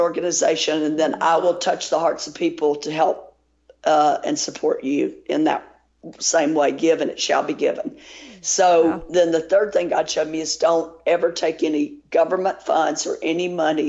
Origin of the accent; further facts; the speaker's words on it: Tennessee, United States; also born or lived in Louisiana; I grew up in Tennessee